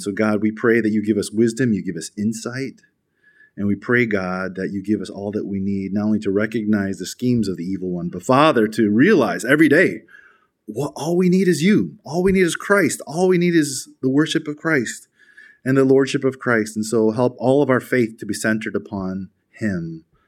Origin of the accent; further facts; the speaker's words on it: Chicago, Illinois, United States; in America, where I'm from. I'm from Chicago.